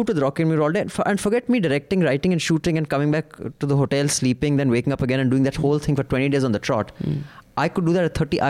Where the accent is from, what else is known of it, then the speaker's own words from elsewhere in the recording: Mangalore, Karnataka, India; Now reading this, you're more likely to make an assumption that I'm North Indian. My name shall reimpose the stereotype, but I'm a humble South Indian from Mangalore.